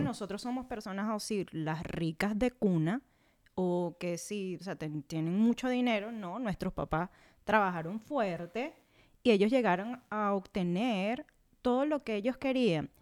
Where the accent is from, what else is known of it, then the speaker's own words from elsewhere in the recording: Venezuela; moved away as an adult; venimos siendo el segundo país con más migrantes alrededor del mundo